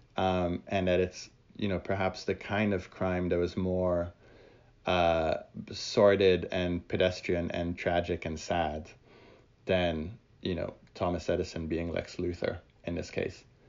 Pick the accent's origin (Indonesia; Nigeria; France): France; I grew up in France